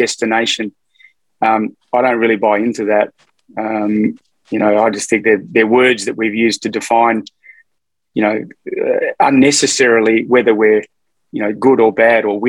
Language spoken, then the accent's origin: English; Fremantle, Western Australia, Australia; also born or lived in Melbourne; now in Northern New South Wales, Australia; I grew up in Hamilton Hill, which is a suburb sort of in south of Fremantle in Western Australia.